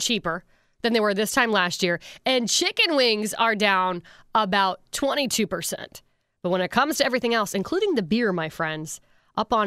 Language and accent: English; Pennsylvania, United States; moved away; I'm originally from Pennsylvania